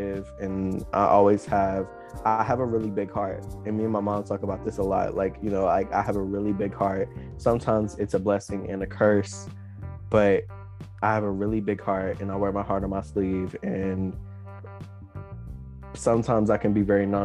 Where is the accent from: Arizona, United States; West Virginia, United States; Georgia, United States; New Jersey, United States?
West Virginia, United States; Princeton; I'm from Princeton, West Virginia